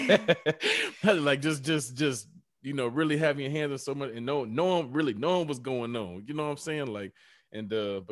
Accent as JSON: {"language": "English", "town": "Atlanta", "region": "Georgia", "country": "United States", "tie": "born or raised there", "also_born_or_lived": "Conyers, Georgia", "said": "Me growing up in Atlanta"}